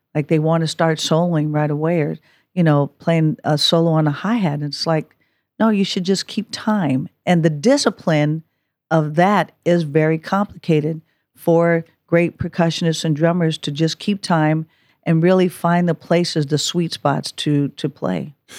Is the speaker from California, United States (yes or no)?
yes; Oakland, California, United States; I was born and raised in Oakland